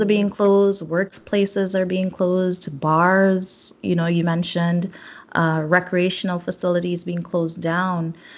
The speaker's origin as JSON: {"language": "English", "region": "South Trinidad", "country": "Trinidad & Tobago", "said": "I know in Trinidad, because I'm from South, San Fernando Hill is always there."}